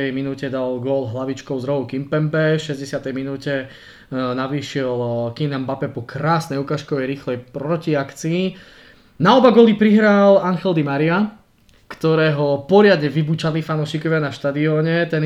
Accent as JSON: {"language": "Slovak", "region": "Prague", "country": "Czechia", "lives_now": "Slovakia", "said": "No, preboha, ja som pristahovalec z Prahe, koho by som posielal preč."}